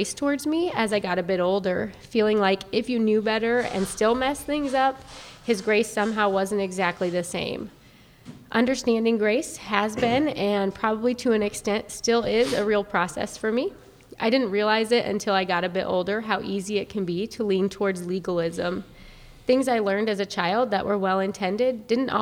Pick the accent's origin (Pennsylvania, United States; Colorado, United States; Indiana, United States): Indiana, United States; Fort Wayne; moved away as an adult; also born or lived in Lafayette, Indiana; now in Indianapolis, United States; I was born and raised in Fort Wayne, Indiana.